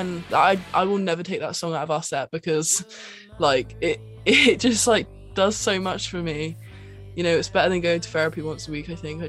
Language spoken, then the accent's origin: English; Bristol, South West England, United Kingdom; I sing and play guitar in … with my band. We're from Bristol in the UK.